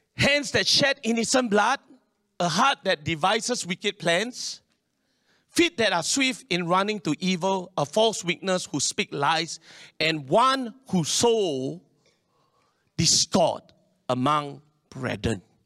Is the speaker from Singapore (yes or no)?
yes; Singapore; I'm Singaporean. This is my country. This is my land.